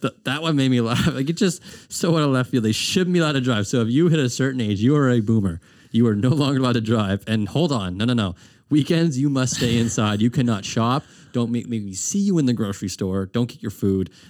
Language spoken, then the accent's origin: English; Herring Cove, Nova Scotia, Canada; also born or lived in Armdale, Halifax; when I grew up in Heron Cove, and then when I moved to the city, I lived in Armdale